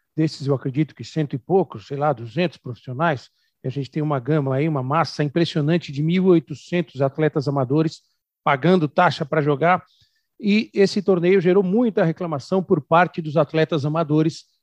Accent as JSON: {"language": "Portuguese", "region": "São Paulo", "country": "Brazil", "said": "Eu que sou de São Paulo, que jogo beach tênis em academia"}